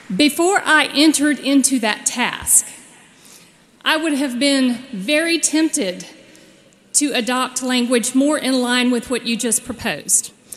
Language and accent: English; Dothan, Alabama, United States; my hometown of Dothan, Alabama